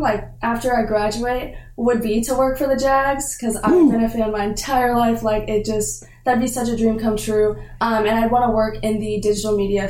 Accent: Jacksonville, Florida, United States; I am born and raised in Jacksonville, Florida.

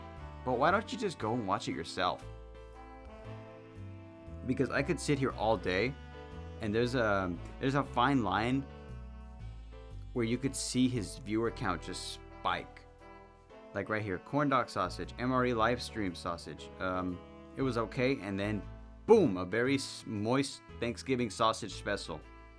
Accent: West Coast, United States; I'm from the West Coast.

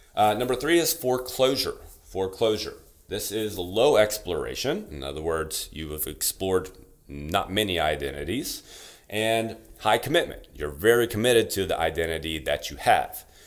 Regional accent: Louisiana, United States; from Louisiana, like I am

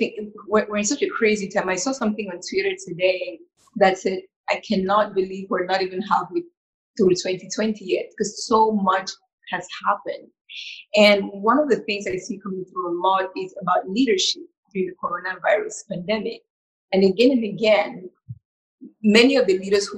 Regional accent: Cameroon; moved away; growing up in Cameroon

